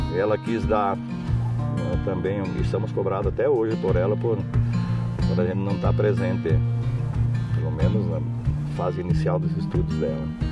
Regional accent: Rio Grande do Sul, Brazil; moved away as an adult; now in Nova Alvorada do Sul, Brazil; Nós saímos do Rio Grande do Sul

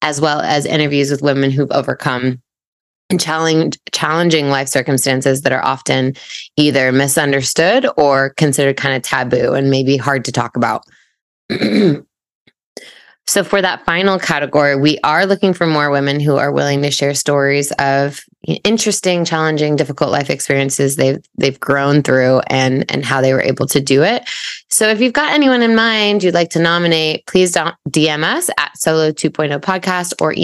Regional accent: Portland, Oregon, United States; also born or lived in London / Coeur d'Alene, Idaho; we grew up in Portland area, but a suburb, Westland. Jess and I went to middle school and high school there.

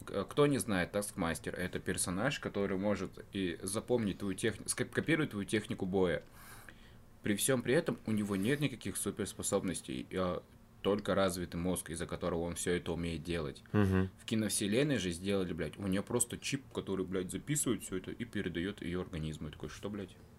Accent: Karaganda, Karaganda Region, Kazakhstan; now in Yekaterinburg, Russia; я из Караганды, город, э, это город в Казахстане

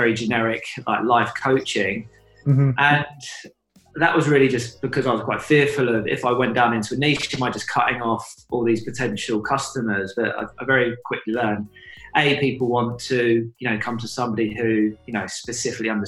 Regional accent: United Kingdom; also born or lived in Suffolk, England; I grew up partly in London, partly in Suffolk

